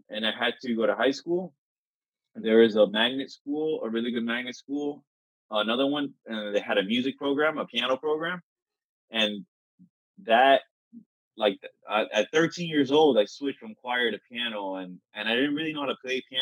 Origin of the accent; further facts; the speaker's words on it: Miami, Florida, United States; I'm from Miami, Florida, in South Florida